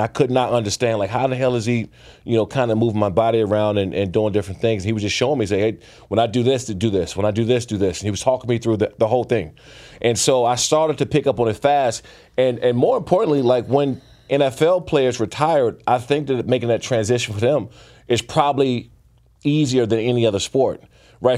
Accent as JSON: {"language": "English", "area": "Prince George's County", "region": "Maryland", "country": "United States", "said": "I grew up boxing. I'm from Prince George's County, Maryland"}